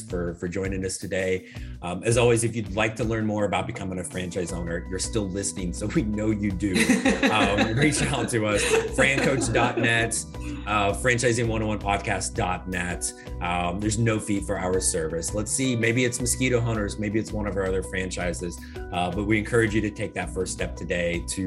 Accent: Indiana, United States; also born or lived in Florida; now in Arizona, United States; I grew up in Indiana, so and my family's all still there

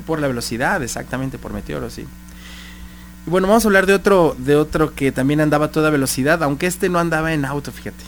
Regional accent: Guadalajara, Jalisco, Mexico; yo como tapatío me siento muy honrado

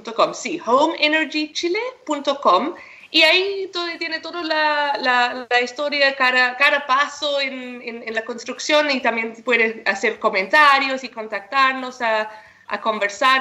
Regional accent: South Africa; now in Chile; Yo soy de Sudáfrica y crecí en el campo ahí

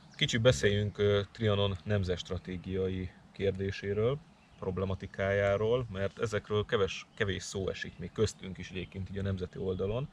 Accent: Hungary; magyarok vagyunk itt a magyarságom

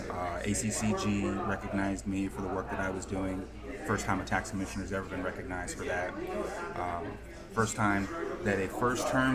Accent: New Jersey, United States; now in Georgia, United States; I grew up in New Jersey.

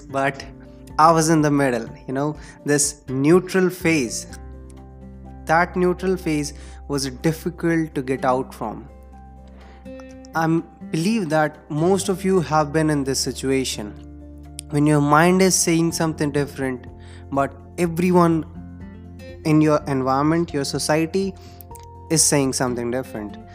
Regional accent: India; English is a second language; I belong to India. We generally speak in Hindi, of course.

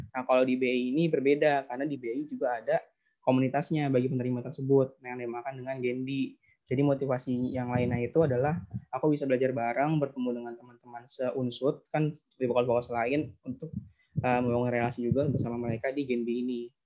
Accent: Bekasi, West Java, Indonesia; Asalnya dari Bekasi

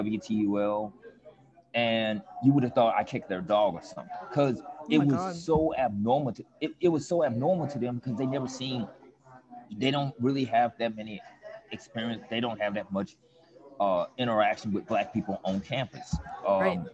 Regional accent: Memphis, Tennessee, United States; now in New Orleans, United States; in my hometown in Memphis

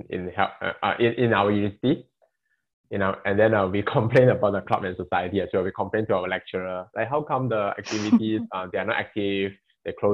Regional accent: Sandakan, Sabah, Malaysia; moved away; I come from Sabah, Sanakan

